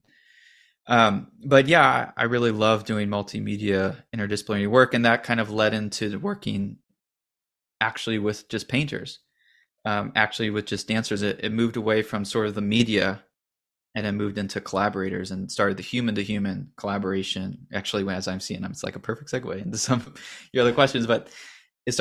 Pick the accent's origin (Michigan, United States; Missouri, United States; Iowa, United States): Missouri, United States; St. Louis; I grew up in St. Louis